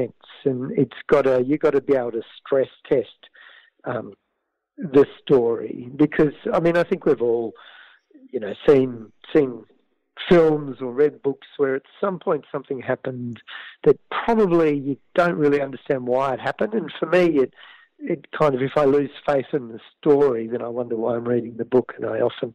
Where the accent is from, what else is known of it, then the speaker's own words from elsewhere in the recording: Canberra, Australian Capital Territory, Australia; my own childhood growing up in Canberra